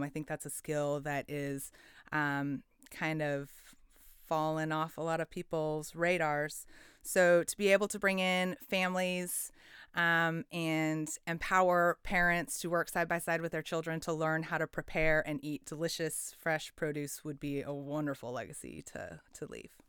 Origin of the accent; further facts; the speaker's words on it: Portland, Oregon, United States; I, I grew up in Southeast Portland